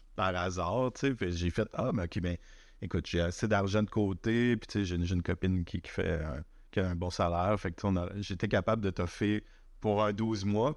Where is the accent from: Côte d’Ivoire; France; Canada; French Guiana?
Canada; Chicoutimi, Quebec; moved away; quand j'étais petit à Chicoutimi